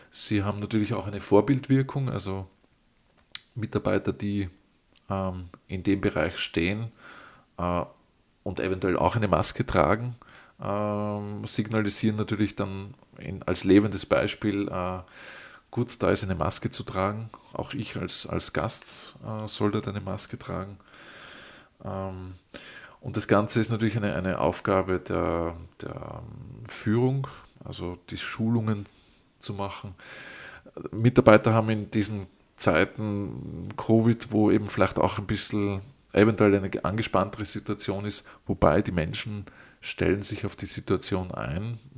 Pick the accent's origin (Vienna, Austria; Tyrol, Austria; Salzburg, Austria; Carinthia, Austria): Vienna, Austria; ich als Wiener kenne das von den, von den U-Bahn-Stationen.